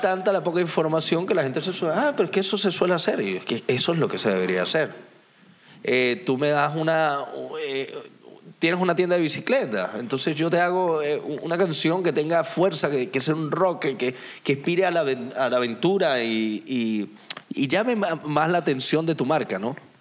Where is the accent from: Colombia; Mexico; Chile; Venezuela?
Venezuela; now in Tenerife, Spain; Soy venezolano